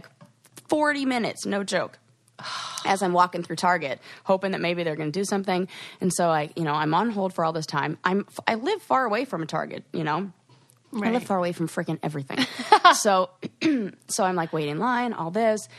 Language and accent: English; California, United States; moved away; I'm from California